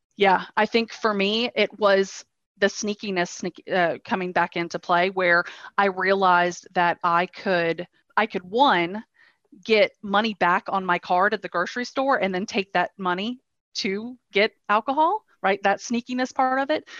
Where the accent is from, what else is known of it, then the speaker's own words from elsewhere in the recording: North Carolina, United States; moved away as an adult; also born or lived in Denmark; now in Copenhagen, Denmark; I am living in Denmark. I have been in Denmark for the past four years. Prior to that, I was in North Carolina, uh, born and raised in North Carolina.